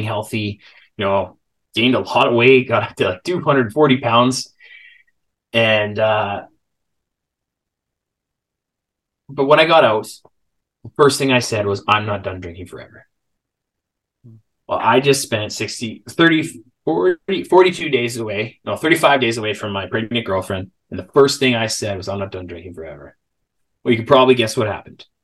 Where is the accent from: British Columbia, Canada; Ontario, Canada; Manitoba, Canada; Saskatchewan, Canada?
British Columbia, Canada; Salmon Arm; I ended up moving back home. I'm from Salmon Arm, a small town of about 18,000 people.